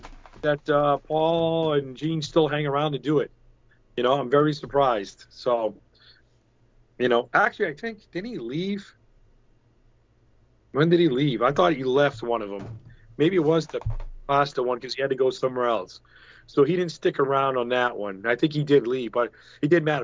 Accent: New England, United States; I'm from New England.

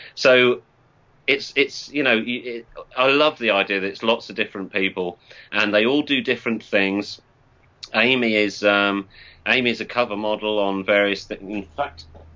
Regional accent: Norwich, East of England, United Kingdom; also born or lived in Northampton; I'm from Norwich

